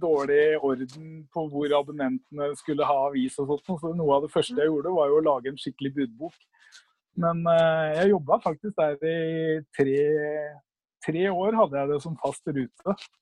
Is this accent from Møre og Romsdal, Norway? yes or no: no; Oslo, Norway; født og oppvokst på Linderud